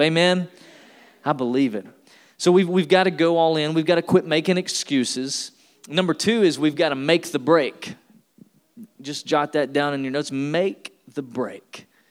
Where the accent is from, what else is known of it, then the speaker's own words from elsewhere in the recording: Tennessee, United States; I'm from Tennessee. I was born and raised in the South